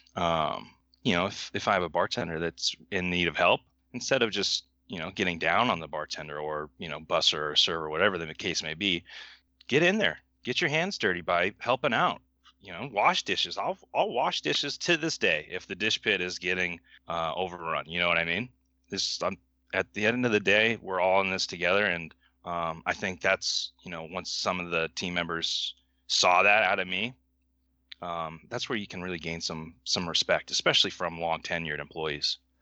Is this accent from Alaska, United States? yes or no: yes; Palmer, Alaska, United States; moved away as an adult; also born or lived in Missoula, Montana; now in Whitefish, United States; growing up in Alaska